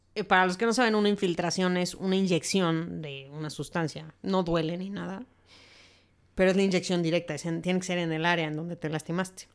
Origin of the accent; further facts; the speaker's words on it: Mexico; así somos los mexicanos